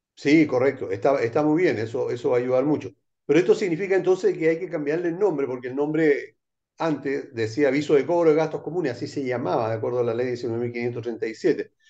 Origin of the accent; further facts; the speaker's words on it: Chile; somos chilenos